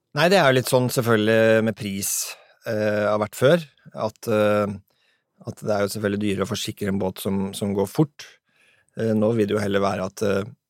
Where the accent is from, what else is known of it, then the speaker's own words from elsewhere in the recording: Sandefjord, Vestfold, Norway; hjemme i Sandfjordsfjorden